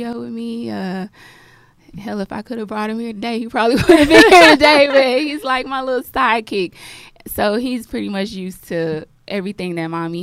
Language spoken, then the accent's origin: English; Galveston, Texas, United States; I'm from Galveston Island originally.